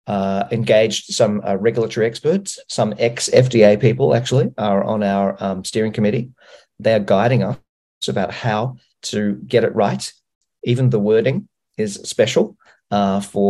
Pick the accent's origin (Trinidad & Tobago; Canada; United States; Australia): Australia; I'm from Australia